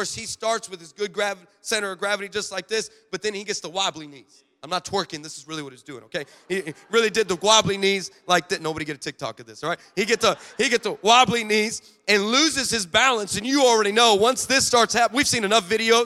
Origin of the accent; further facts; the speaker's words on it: Los Angeles, California, United States; I'm from Los Angeles